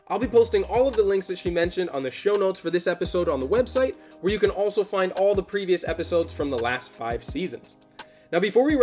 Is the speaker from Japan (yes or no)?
yes; Japan; also born or lived in Pacific Northwest, United States; now in Mediterranean; I I grew up in Japan and I remember some of the forestry traditions from there.